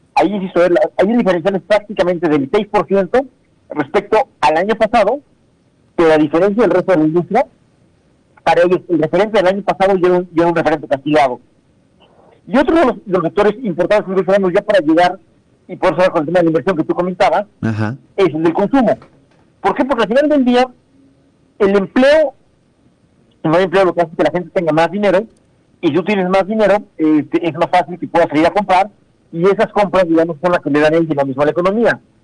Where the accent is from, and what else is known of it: Mexico